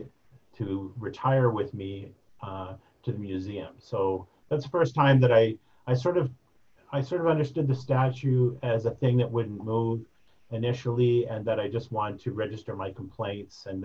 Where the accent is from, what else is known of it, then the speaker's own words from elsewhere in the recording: Edmonton and Calgary, Alberta, Canada; moved away as an adult; now in Regina, Canada; Growing up in Edmonton and then in Calgary